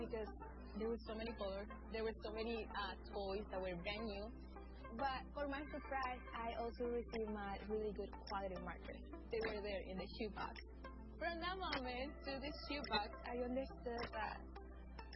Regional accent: Amazonas, Venezuela; I'm from Venezuela. I was born and raised in the Amazon, in a very distant place

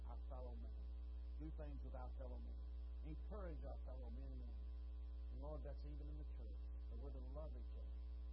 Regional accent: Texas, United States; I've been Texan all my life

